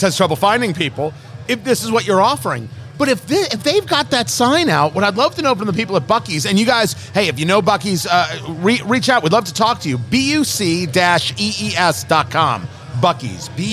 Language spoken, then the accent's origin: English; New Jersey, United States; moved away; Growing up in Jersey